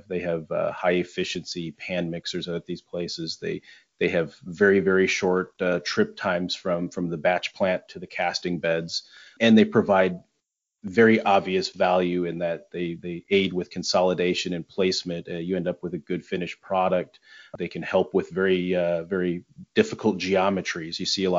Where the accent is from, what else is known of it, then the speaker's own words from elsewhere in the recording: Michigan, United States; I'm from Michigan.